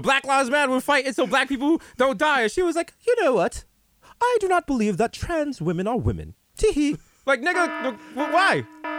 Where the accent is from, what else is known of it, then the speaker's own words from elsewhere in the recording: New York City, New York, United States; we grew up in the Bronx and there were still mad Italians.